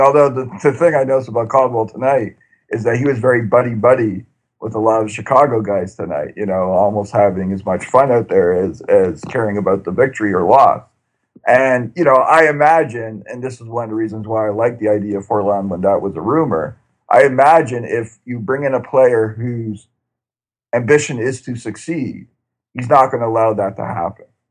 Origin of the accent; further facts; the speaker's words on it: Canada; as a Canadian soccer fan